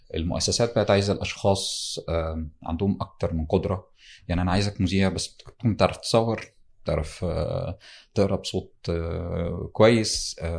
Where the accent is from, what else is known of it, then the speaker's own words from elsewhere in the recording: Damietta Governorate, Egypt; انا من دمياط آه، محافظه ساحليه على البحر المتوسط والنيل من قريه في في دمياط